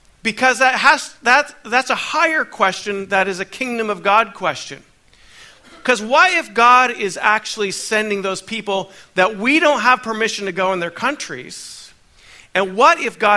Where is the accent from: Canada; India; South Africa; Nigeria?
Canada; now in United States; I'm a Canadian, born in Canada, but now I carry a dual citizenship